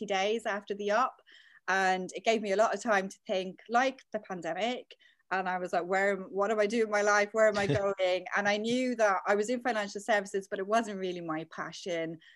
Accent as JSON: {"language": "English", "town": "Dublin", "region": "Leinster", "country": "Ireland", "also_born_or_lived": "London", "moved": "as an adult", "lives_now": "United Kingdom", "said": "back in Ireland, I'm from Dublin, I studied English and French at uni."}